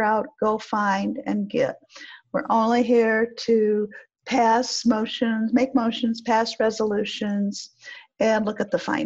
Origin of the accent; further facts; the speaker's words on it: Flint, Michigan, United States; I'm from Flint, Michigan